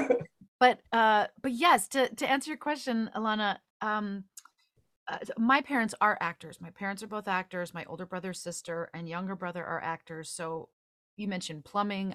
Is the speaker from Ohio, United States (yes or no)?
no; just outside of Chicago, Illinois, United States; I grew up just outside of Chicago